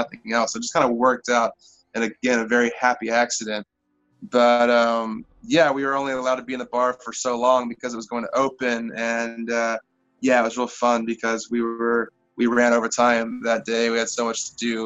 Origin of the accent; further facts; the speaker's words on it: Nevada, United States; my hometown, a little country town called Nevada